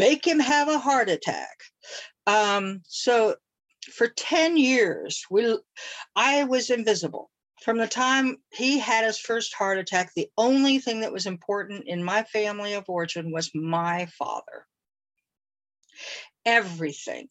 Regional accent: Tulsa, Oklahoma, United States; I was born and raised in Tulsa, Oklahoma.

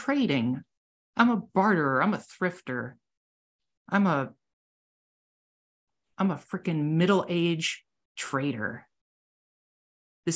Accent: United States; I'm an American

